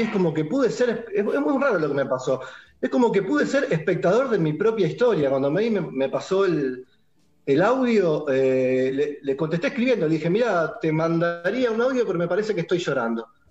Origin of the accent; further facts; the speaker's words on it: Mataderos, Buenos Aires, Argentina; soy originalmente de Mataderos